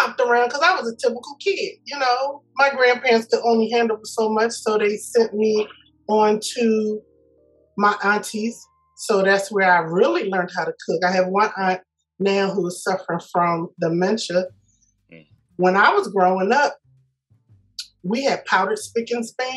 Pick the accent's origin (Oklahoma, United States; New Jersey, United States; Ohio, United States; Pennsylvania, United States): Pennsylvania, United States; Philadelphia; I was born in Philadelphia at a hospital that is no longer there